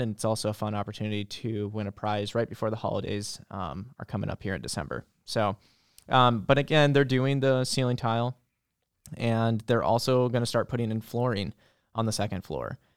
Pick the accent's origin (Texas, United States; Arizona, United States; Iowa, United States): Iowa, United States; Boone; now in Marion, United States; I grew up in small town Boone, central Iowa